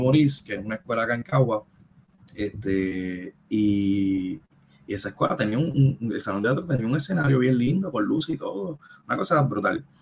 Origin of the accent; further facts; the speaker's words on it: Caguas, Puerto Rico; yo soy de Caguas